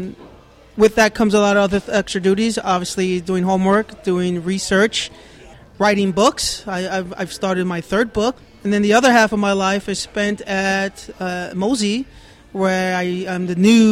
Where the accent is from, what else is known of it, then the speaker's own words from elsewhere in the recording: New York City, New York, United States; moved away as an adult; also born or lived in Washington, D.C.; now in Tampa, United States; born and raised in New York City